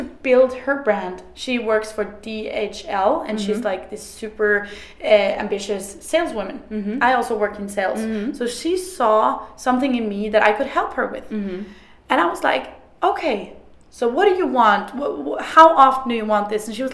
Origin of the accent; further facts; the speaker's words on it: Trondheim, Trøndelag, Norway; I'm from Trondheim, a small town in Norway